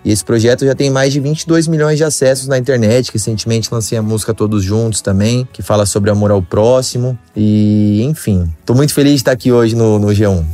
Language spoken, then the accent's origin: Portuguese; São José do Rio Preto, São Paulo, Brazil; also born or lived in Santos; sou nascido aqui em Santos, e aí me mudei muito cedo lá para São José do Rio Preto.